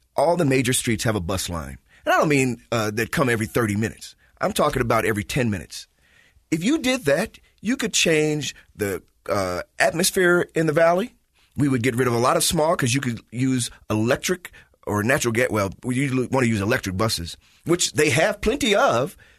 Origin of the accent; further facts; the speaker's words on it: Chicago, Illinois, United States; moved away; I grew up in Chicago